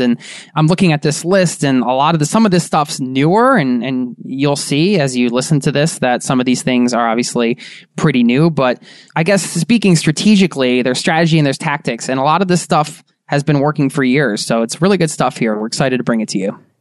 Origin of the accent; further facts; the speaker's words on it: Philadelphia, Pennsylvania, United States; We're from Philly